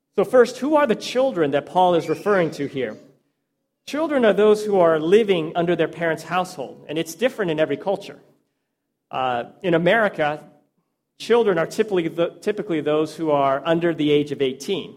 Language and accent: English; Texas, United States; I spent most of my life growing up in Texas